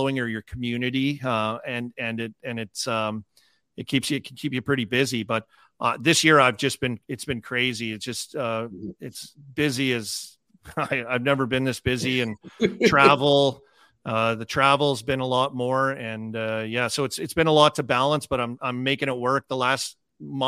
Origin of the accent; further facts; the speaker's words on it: Saskatoon, Saskatchewan, Canada; I loved growing up in Saskatchewan